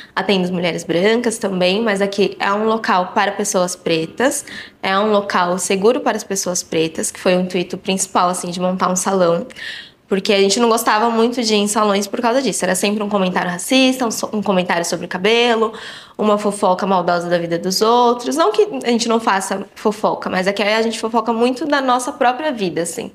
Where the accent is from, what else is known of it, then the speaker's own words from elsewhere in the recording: São Paulo, Brazil; Eu nasci no Hospital Saúde, aqui, mas eu morava no Parque Bristol